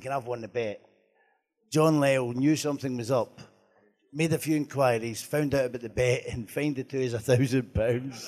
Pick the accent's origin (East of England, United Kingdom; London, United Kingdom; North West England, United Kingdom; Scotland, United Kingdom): Scotland, United Kingdom; I'm a Scotsman.